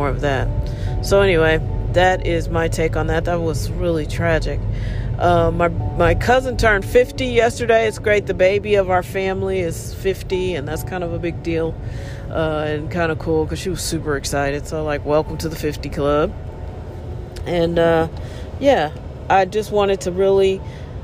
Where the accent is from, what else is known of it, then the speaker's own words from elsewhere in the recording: United States; we were all just Americans